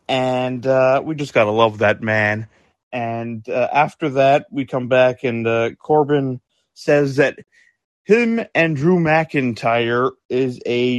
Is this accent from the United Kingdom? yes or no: yes; United Kingdom; I'm British myself.